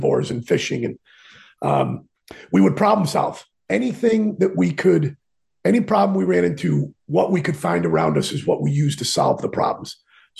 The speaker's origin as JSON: {"language": "English", "region": "Connecticut", "country": "United States", "tie": "born or raised there", "said": "born and raised in Connecticut"}